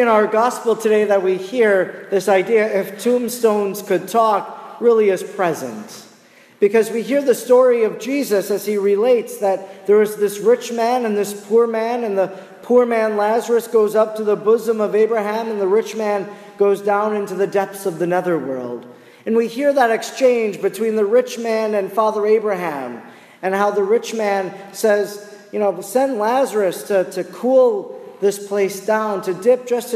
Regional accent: Oconto, Wisconsin, United States; moved away; my hometown, which is 30 miles north of Green Bay, called Oconto

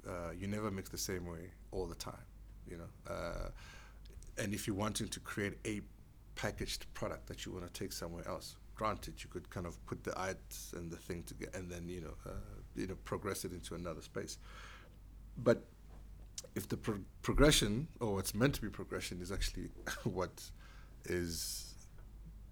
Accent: Soweto, Gauteng, South Africa; I had to go to school, like any other kid growing up in Diepkloof and Soweto.

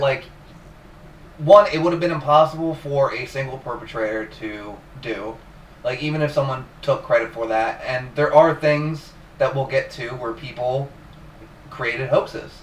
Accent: New Jersey, United States; I'm from New Jersey

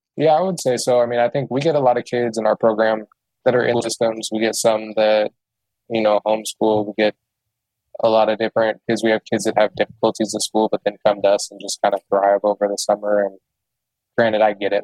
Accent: Portland, Oregon, United States; growing up in Southeast Portland with a handful of kids of color

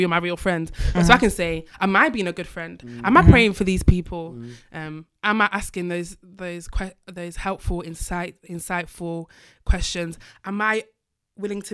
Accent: Manchester, North West England, United Kingdom; moved away; I'm from Manchester

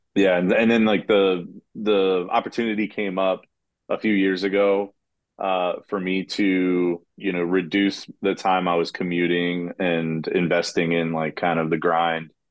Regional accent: Kennett Square, Pennsylvania, United States; I'm from Kennett Square originally

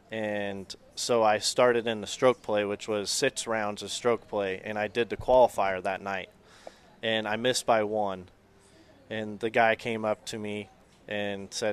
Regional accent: Las Vegas, Nevada, United States; Born and raised in Vegas, and a couple of my college buddies and I went down there

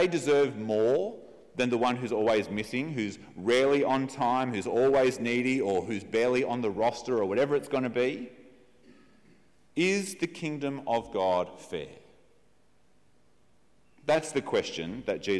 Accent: Australia; as we think about ourselves as Australian

